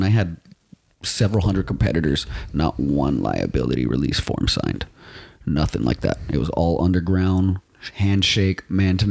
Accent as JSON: {"language": "English", "town": "Los Angeles", "region": "California", "country": "United States", "tie": "born or raised there", "said": "That's where I was born and raised"}